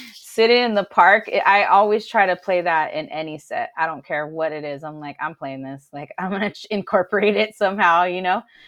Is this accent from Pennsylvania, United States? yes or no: no; Alhambra, California, United States; I'm from Alhambra